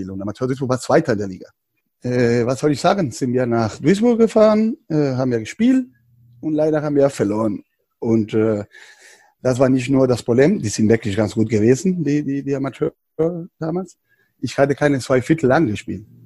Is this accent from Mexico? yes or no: yes; Mexico; German is a second language; moved away as an adult; also born or lived in California, United States; now in Berlin, Germany